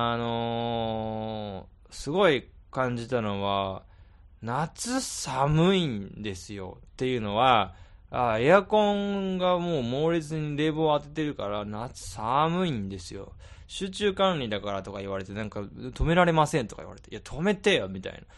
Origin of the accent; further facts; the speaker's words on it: Tokyo, Japan; 俺東京で生まれてる